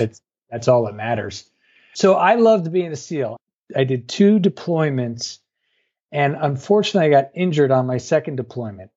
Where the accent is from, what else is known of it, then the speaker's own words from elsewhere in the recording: New York, United States; I grew up in New York.